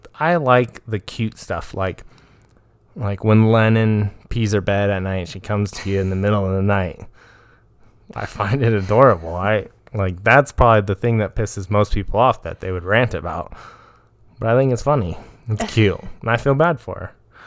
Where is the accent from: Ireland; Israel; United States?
Ireland; I have a drunk lisp. I'm Irish.